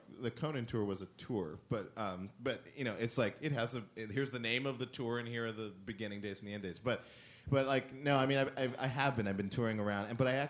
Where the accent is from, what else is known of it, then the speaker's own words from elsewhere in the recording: Montana, United States; also born or lived in Germany / Spain / Italy; then I was born in Germany, so we moved like Germany, Spain, Italy, and that's it. And my mother was French, so I heard a lot of different languages as a kid. And then growing up in Montana was like this perfect.